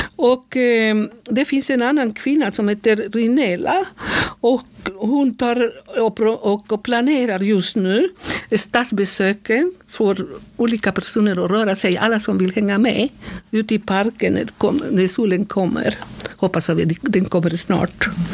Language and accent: Swedish; Bucaramanga, Santander, Colombia; Swedish is a second language; moved away as an adult; also born or lived in Berkeley, California, United States; now in Sweden; jag kommer från Colombia, mm. Santander, mycket nära Venezuela. Yeah. Så eh, Bucaramanga heter den platsen där jag är född.